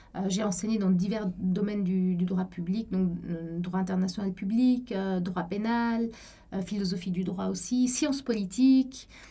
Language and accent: French; Cairo, Cairo Governorate, Egypt; moved away as an adult; also born or lived in Paris, France / Buenos Aires, Argentina; now in Geneva, Switzerland; je suis suisse, mais j'ai grandi au, Caire en Égypte. J'ai passé toute mon enfance et mon adolescence là-bas